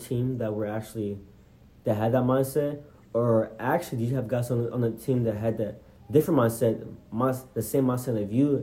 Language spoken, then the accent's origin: English; College Station, Texas, United States; I'm from College Station